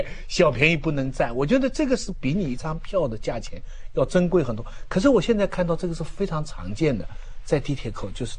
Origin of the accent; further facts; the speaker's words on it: Taizhou, Zhejiang, China; 那我家乡台州